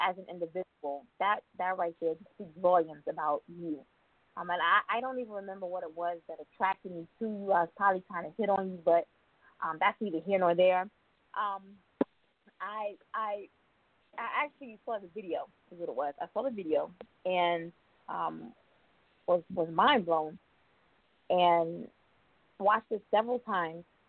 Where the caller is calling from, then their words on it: Atlanta, Georgia, United States; I'm calling from Atlanta.